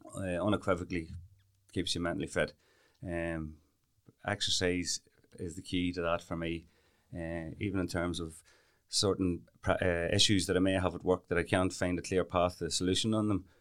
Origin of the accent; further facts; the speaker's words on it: Camlough, Northern Ireland, United Kingdom; we're both from Kamla. That's where we were born and reared